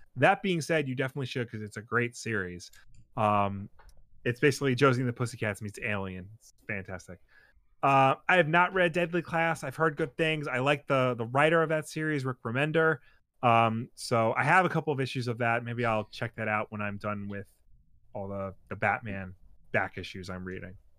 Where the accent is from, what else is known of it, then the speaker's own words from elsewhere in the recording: New York, United States; we have to hide the fact we're from New York